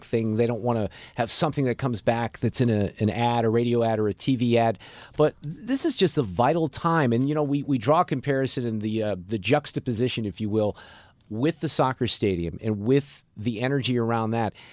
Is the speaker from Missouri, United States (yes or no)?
yes; Chesterfield, Missouri, United States; These were West County folks mainly, right, where I grew up out in Baldwin and Chesterfield.